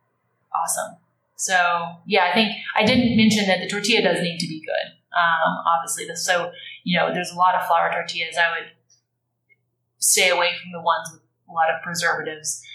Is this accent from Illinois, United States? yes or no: no; Austin, Texas, United States; moved away as an adult; now in New York, United States; I was born and raised in Austin and then went to UT